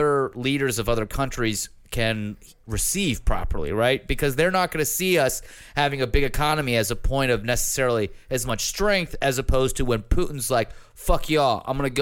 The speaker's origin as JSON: {"language": "English", "country": "United States"}